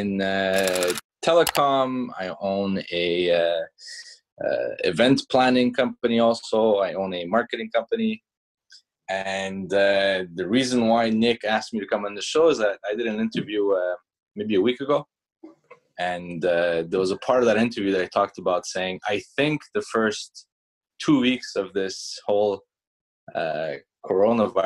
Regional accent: Canada; English is a second language; also born or lived in Iran; I was born in Iran, came to Canada, I was 8 years old, had to learn French and English

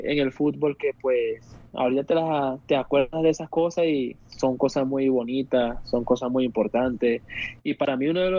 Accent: Venezuela; que porque somos venezolanos nos van a querer venir a pisotear

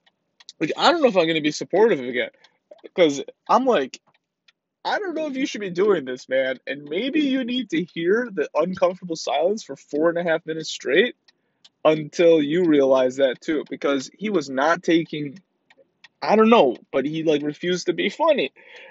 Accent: Iran; And I'm from Iran, right?

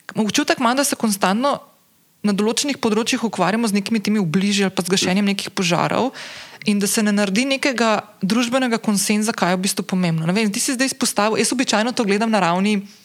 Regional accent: Slovenia

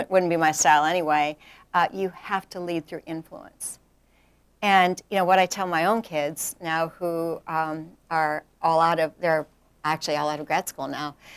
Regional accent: rural South Dakota, United States; moved away as an adult; now in North Carolina, United States; I grew up in rural South Dakota

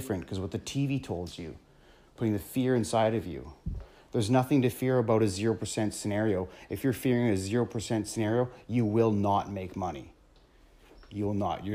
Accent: small town Ontario, Canada; moved away as an adult; now in British Columbia, Canada; So I live in British Columbia right now. And I'm not from here. I'm from Ontario, small town Ontario

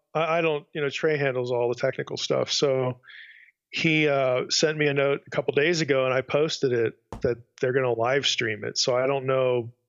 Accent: Lebanon, Pennsylvania, United States; now in Pacific Northwest, United States; I'm originally from Lebanon, Pennsylvania, which is the county north of Lancaster.

